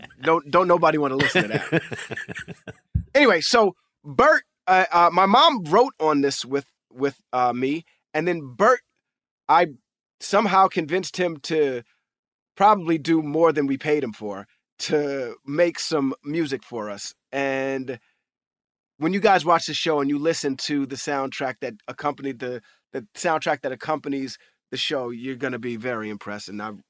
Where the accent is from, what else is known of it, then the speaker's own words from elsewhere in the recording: New York City, New York, United States; as a young African-American male growing up in New York City, the amount of my own history that I know is very little